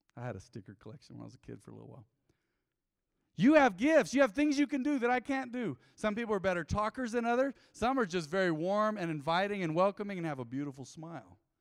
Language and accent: English; United States; growing up on Southside